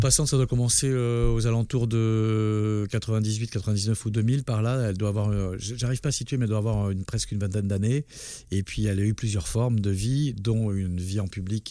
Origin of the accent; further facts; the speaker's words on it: Basque Country, Nouvelle-Aquitaine, France; moved away as an adult; also born or lived in Douala, Cameroon; now in Paris, France; je suis arrivé à l'âge de 4 ans au Pays Basque, j'en suis parti à 24 ans, donc j'ai vécu 20 ans